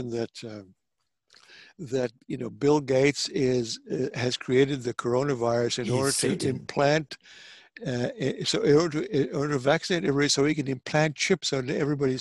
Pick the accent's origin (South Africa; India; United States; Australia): South Africa; moved away; I grew up in South Africa